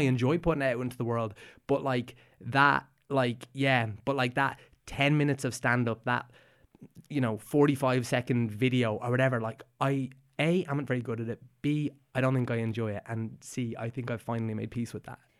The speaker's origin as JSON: {"language": "English", "area": "Meath", "region": "Leinster", "country": "Ireland", "said": "we're both from Meath"}